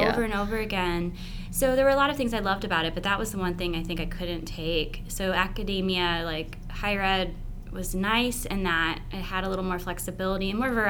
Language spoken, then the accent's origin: English; Cincinnati, Ohio, United States; moved away as an adult; also born or lived in Chicago; now in Kentucky, United States; my mom moved to Cincinnati when my parents got a divorce. And so I grew up with a single mom and lived there until I went to undergrad there at the University of Cincinnati.